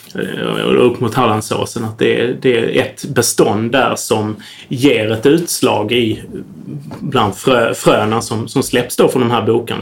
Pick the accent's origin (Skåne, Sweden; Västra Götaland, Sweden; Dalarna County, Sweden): Skåne, Sweden; Södra Sandby; där jag är uppvuxen, i Södra Sandby utanför Lund